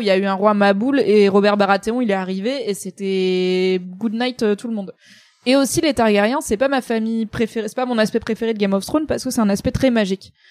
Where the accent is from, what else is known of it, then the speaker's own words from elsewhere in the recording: Grand Est, France; Je suis alsacienne un peu, tu vois, donc je suis un peu protestante